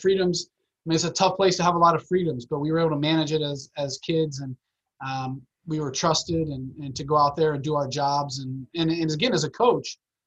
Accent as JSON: {"language": "English", "town": "Miami", "region": "Florida", "country": "United States", "tie": "born or raised there", "lives_now": "Orlando, United States", "said": "growing up in Miami"}